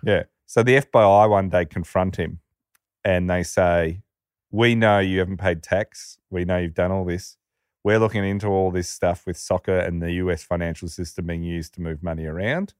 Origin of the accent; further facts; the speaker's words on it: Australia; when you grow up, like, we're an Australian